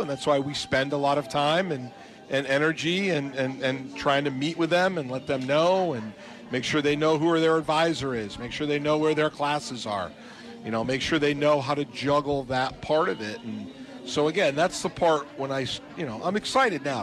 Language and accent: English; New England, United States; moved away; I grew up in the New England area